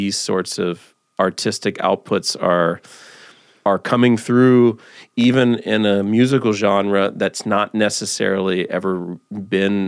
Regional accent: United States; as an American

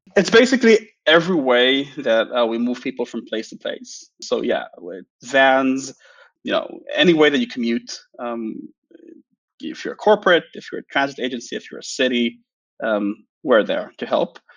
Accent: Israel; I'm from Israel

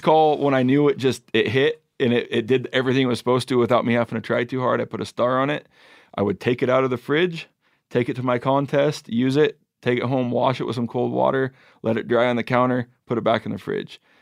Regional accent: Pacific Northwest, United States; Growing up in the Pacific Northwest

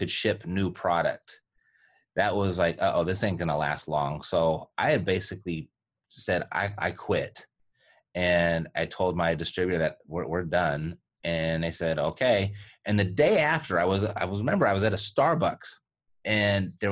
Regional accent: Los Angeles, California, United States; I was born and raised in Los Angeles, California

